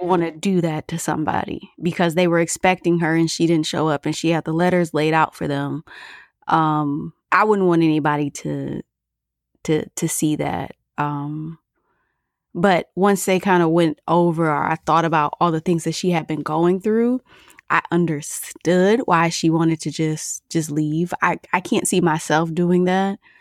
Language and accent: English; Michigan, United States; I'm from Michigan